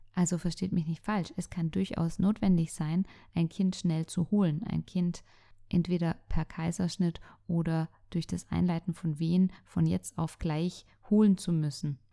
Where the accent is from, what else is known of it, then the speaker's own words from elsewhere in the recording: Germany; bei uns in Deutschland